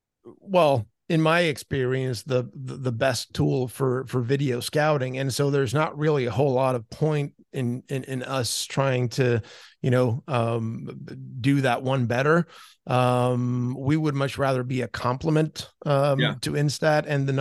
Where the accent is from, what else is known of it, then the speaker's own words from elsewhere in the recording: Sweden; English is a second language; I'm still, you know, very proud to say I'm from Rita Holm. I played there growing up